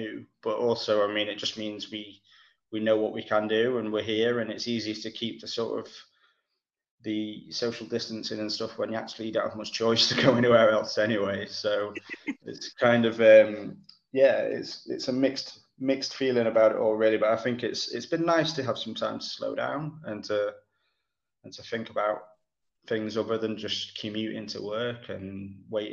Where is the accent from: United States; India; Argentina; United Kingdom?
United Kingdom; Cromford, East Midlands; moved away as an adult; now in Manchester, United Kingdom; I was born not far from Manchester, a place called Derbyshire. Well, a little village called Cromford, which is in Derbyshire